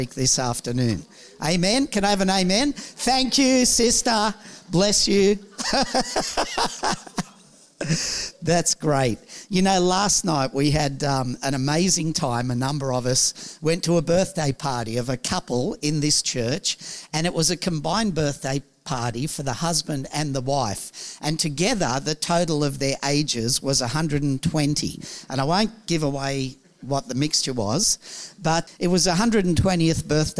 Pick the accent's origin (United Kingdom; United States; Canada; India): United Kingdom; me being British